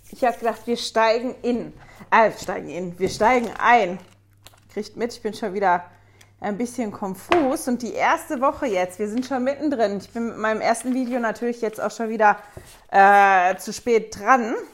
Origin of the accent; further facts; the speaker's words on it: Germany; now in Switzerland; ich komme ursprünglich aus Deutschland, lebe aber mit meiner Familie seit 17 Jahren jetzt in der Schweiz